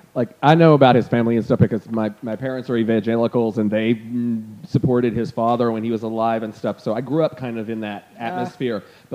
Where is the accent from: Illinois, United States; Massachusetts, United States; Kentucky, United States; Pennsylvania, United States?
Kentucky, United States; moved away; I am from Kentucky.